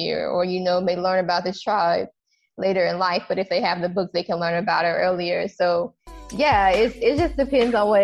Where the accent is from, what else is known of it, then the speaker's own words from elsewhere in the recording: United States; being an American